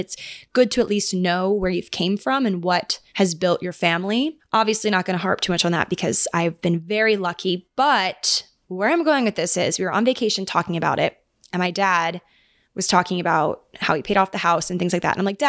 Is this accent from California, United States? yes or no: no; Annapolis, Maryland, United States; born there; they were living together in this couple's upstairs room in downtown Annapolis, where I was born in Maryland.